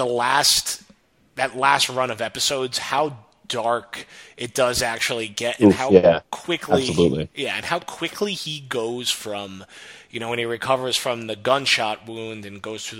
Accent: New Jersey, United States; growing up in North Jersey

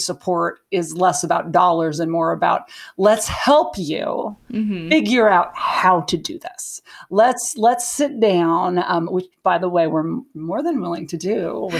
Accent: Montana, United States; I'm from Montana

